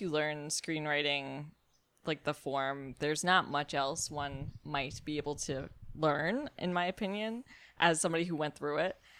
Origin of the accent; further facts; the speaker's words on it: New York City, New York, United States; I'm from Brooklyn